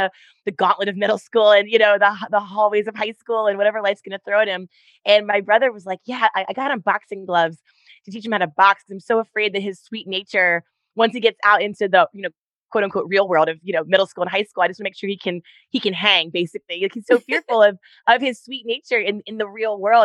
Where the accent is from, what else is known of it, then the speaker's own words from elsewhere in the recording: Baltimore, Maryland, United States; moved away as an adult; now in California, United States; We grew up on the East Coast in Maryland. So I'm 2/3 East Coast and 1/3 California. Only been here about 10 years